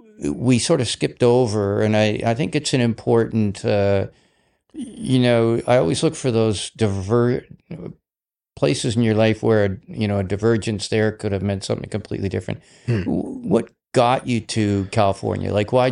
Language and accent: English; Western Canada, Canada; moved away; also born or lived in United States; I grew up in the West like you did